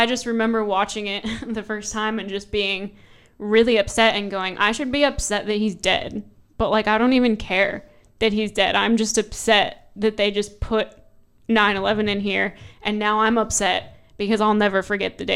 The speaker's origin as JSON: {"language": "English", "country": "United States", "said": "As the American on this panel"}